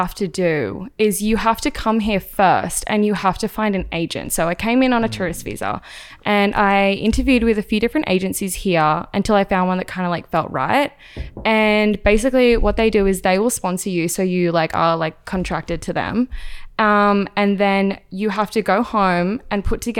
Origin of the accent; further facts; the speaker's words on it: Australia; moved away as an adult; now in Los Angeles, United States; So a lot of people think I'm British or they think I'm from New Zealand, but I'm actually Australian. I moved out here about 5 years ago.